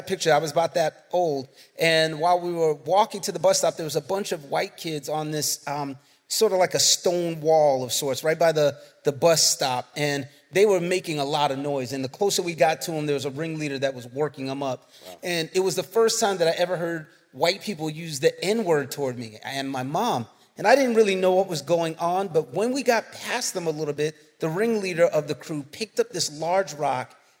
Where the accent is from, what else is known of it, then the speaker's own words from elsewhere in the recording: New York City, New York, United States; I grew up in the Northeast Bronx